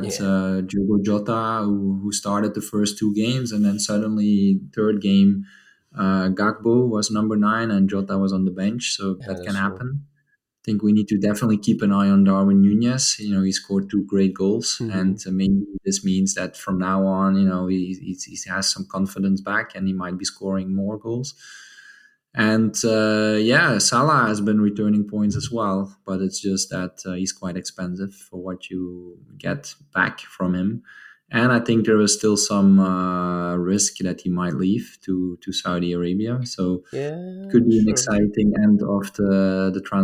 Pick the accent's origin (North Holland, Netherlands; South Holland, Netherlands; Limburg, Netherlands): Limburg, Netherlands; Maastricht; this is actually my hometown team. It's called MVV Maastricht.